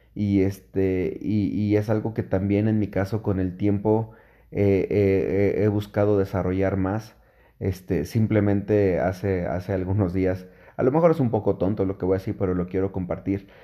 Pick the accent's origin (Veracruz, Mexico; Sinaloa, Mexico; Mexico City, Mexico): Mexico City, Mexico; yo soy de la Ciudad de México